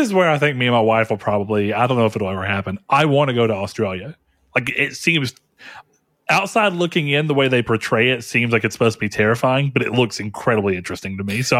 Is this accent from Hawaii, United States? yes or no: yes; Hawaii, United States; born there; because I was born in Hawaii.